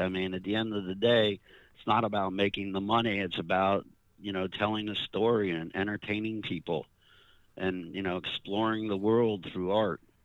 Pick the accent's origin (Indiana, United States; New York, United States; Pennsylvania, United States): New York, United States; I, I grew up in New York